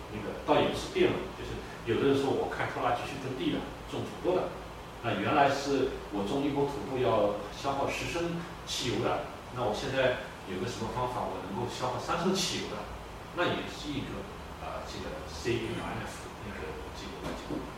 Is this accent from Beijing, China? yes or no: yes; Beijing, China; now in Canada; 咱们北京人很简单，住那个apartment